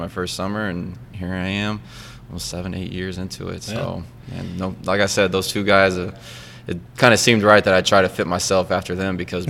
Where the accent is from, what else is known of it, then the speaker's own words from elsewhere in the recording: Oklahoma City, Oklahoma, United States; moved away as an adult; also born or lived in Fort Scott, Kansas / Denver / Martinsville, Virginia; now in Buffalo, United States; So I grew up in Oklahoma, Oklahoma City. Went to a high school called Bethany High School.